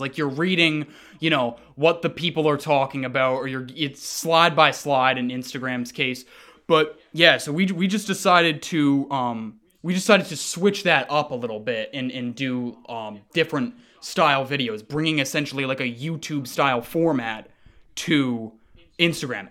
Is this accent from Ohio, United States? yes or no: no; Montpelier, Vermont, United States; now in Seattle, United States; I was born in Seattle. that's where I am right now. I actually grew up in Montpelier, Vermont